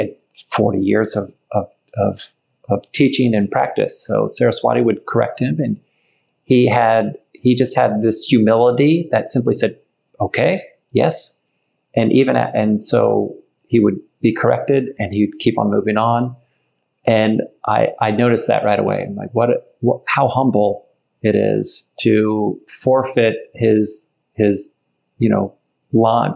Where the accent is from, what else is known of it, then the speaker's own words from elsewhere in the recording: Ohio, United States; I'm from Ohio